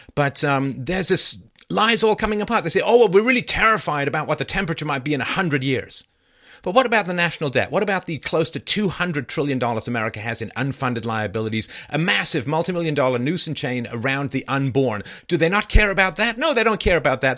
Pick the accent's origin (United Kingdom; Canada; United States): United Kingdom; England; moved away; when I grew up in England